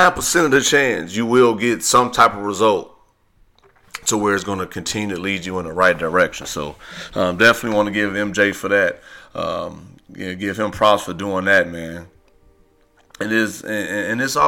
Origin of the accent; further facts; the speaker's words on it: Midwest, United States; growing up in the Midwest